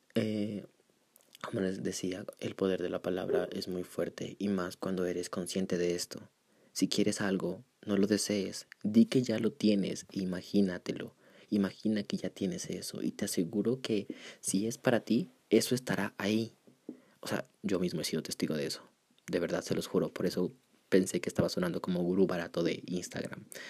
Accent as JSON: {"language": "Spanish", "town": "Pasto", "region": "Nariño", "country": "Colombia", "accent": "pastuso", "said": "Jódanse los que se burlan de mi acento. Soy pastuso."}